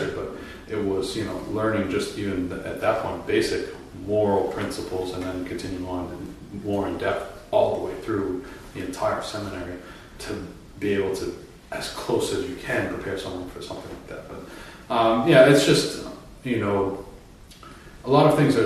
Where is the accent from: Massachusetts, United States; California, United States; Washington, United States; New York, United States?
Massachusetts, United States; moved away; I was ordained in my home state of Massachusetts